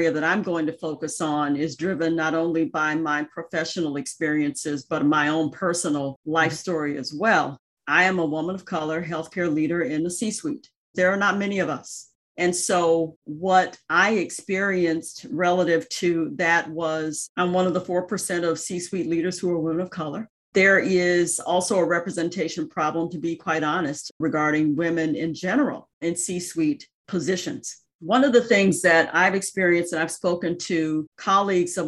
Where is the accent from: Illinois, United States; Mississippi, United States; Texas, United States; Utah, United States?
Mississippi, United States; Jackson; moved away; I grew up in Jackson, Mississippi, and was the daughter of a civil rights attorney and a school teacher.